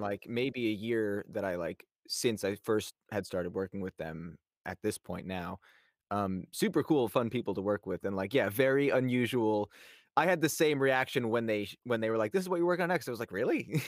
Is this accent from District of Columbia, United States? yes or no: no; New York, United States; I grew up in New York